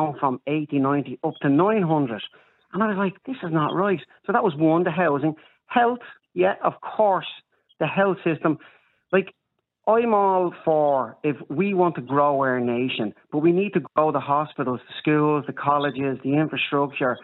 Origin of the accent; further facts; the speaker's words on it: Dublin, Leinster, Ireland; I'm from Coolock originally, brought up in Bonham.